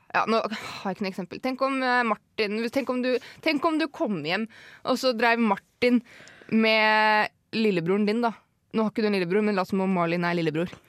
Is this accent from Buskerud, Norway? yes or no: yes; a village near Hønefoss, Buskerud, Norway; moved away